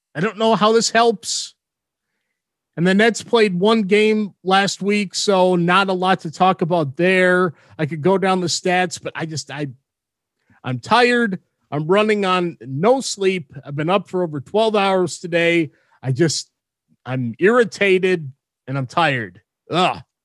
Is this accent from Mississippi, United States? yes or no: no; Minnesota, United States; Minnesota Wild, my home state